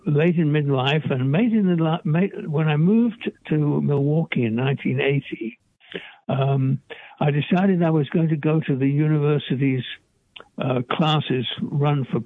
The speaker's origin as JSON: {"language": "English", "region": "England", "country": "United Kingdom", "said": "I'm English, and in the English educational system"}